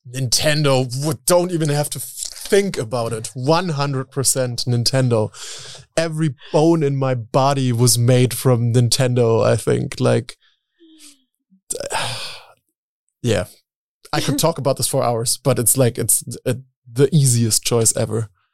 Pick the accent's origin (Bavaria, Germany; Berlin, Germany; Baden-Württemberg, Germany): Berlin, Germany; I grew up in Berlin